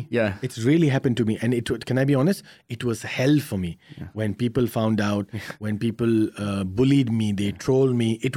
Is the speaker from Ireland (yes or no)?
no; India; I, I, come from a very very interesting background uh, as an Indian.